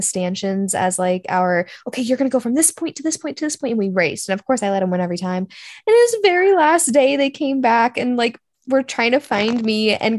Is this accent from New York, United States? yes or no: no; Kennewick, Washington, United States; moved away; I'm from Kennewick, Washington